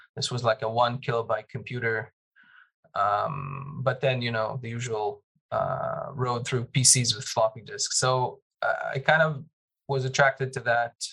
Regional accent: Jerusalem, Jerusalem District, Israel; moved away; growing up in Jerusalem

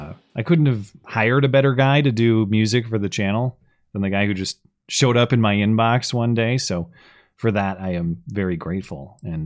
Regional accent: Australia; because I'm Australian.

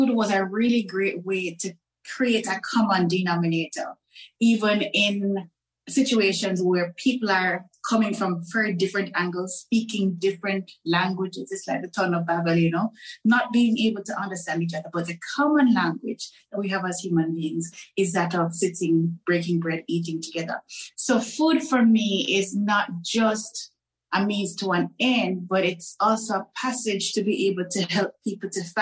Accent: Jamaica; moved away as an adult; also born or lived in Turks and Caicos / Dubai, United Arab Emirates; I was born, bred, and fed in Jamaica. So I'm a Caribbean girl through and through.

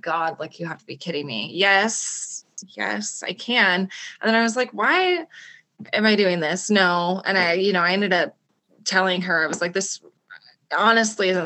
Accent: Coeur d'Alene, Idaho, United States; I'm from Coeur d'Alene, Idaho

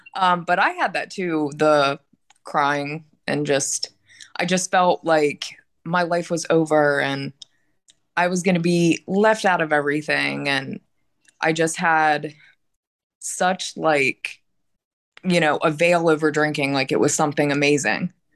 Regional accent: Pittsburgh, Pennsylvania, United States; I'm from Pittsburgh, Pennsylvania

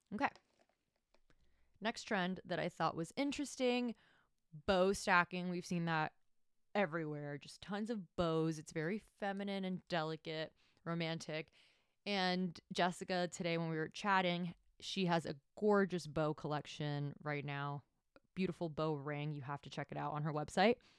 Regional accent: Miami, Florida, United States; also born or lived in Tampa Bay; I'm from Miami. I was born and raised there

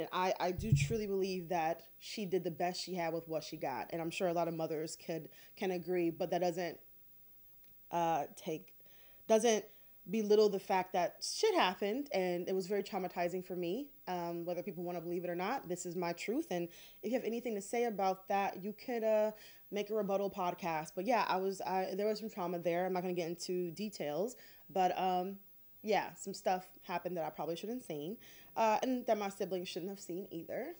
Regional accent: Detroit, Michigan, United States; I grew up in Detroit

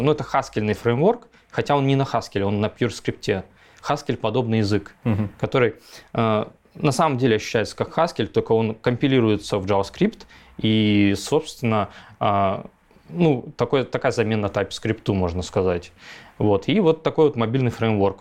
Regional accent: Chita, Zabaykalsky Krai, Russia; moved away as an adult; also born or lived in Novosibirsk; это было Забайкалье, Чита, Читинская область. А, я там вырос, фактически я там 20-25 лет прожил

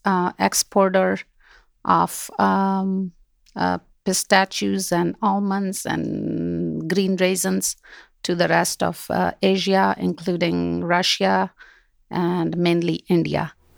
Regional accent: Kabul, Afghanistan; moved away; also born or lived in Kandahar, Afghanistan; I grew up in Kabul

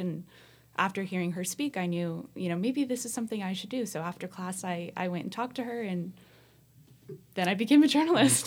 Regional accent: Central Valley, California, United States; I grew up in the Central Valley

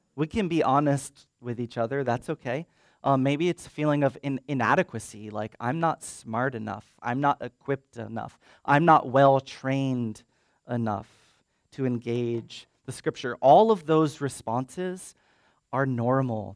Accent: Hilo, Hawaii, United States; moved away as an adult; also born or lived in Portland, Oregon; I grew up in Hilo, Hawaii, and I went to college in Portland, Oregon

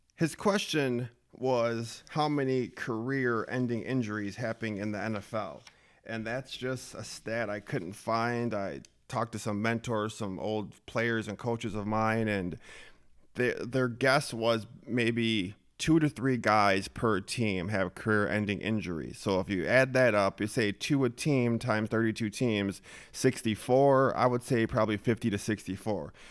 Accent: Minnesota, United States; born and raised in Minnesota

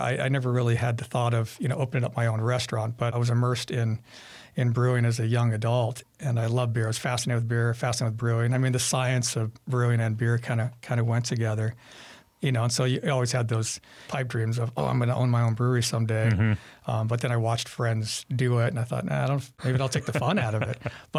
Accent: Sun Valley, California, United States; Yeah, Sun Valley, so like LA area, yeah.

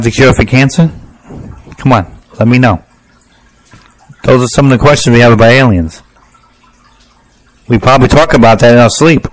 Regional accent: United States; I'm an American

